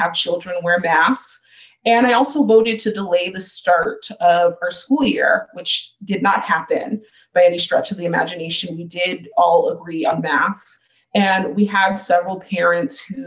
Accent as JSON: {"language": "English", "town": "Chandler", "region": "Arizona", "country": "United States", "tie": "born or raised there", "also_born_or_lived": "Ahwatukee, Phoenix, Arizona", "said": "I moved from Kyrene in about the eighth grade to the Chandler Unified School District and went to middle school and high school and graduated within the district"}